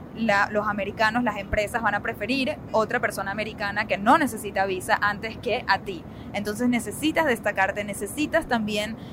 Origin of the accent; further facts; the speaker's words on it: Venezuela; moved away as an adult; now in United States; nosotros venimos de Venezuela